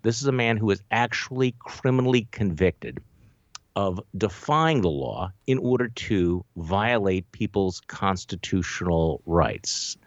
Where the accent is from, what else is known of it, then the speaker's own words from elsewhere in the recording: Milwaukee, Wisconsin, United States; here in my hometown of Milwaukee